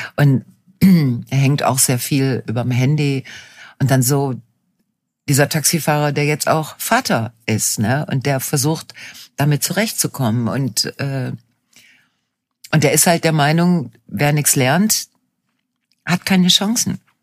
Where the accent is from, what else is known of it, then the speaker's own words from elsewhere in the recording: Ruhr area, North Rhine-Westphalia, Germany; meine Heimatregion